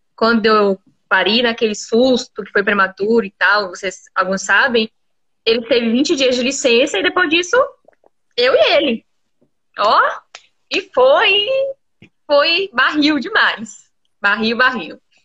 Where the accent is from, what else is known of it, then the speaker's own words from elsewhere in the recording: Camaçari, Bahia, Brazil; moved away as an adult; now in Vitória da Conquista, Brazil; Eu não sou daqui, sou de Camaçari. Então eu sou do calor.